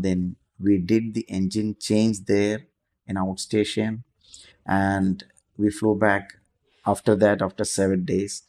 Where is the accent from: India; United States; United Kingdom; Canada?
India; Kochi, Kerala; moved away as an adult; also born or lived in Goa; now in Dubai, United Arab Emirates; I'm from Cochin, Kerala